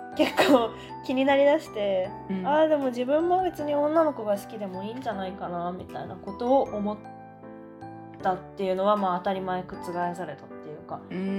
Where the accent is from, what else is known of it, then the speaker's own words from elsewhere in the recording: Kanto, Japan; moved away; 関東で生まれ育ったから